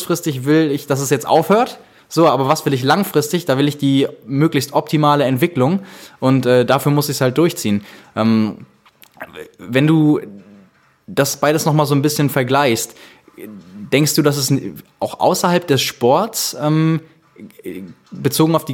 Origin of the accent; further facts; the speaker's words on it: Austria; Ja, genau, genau ich bin Österreicher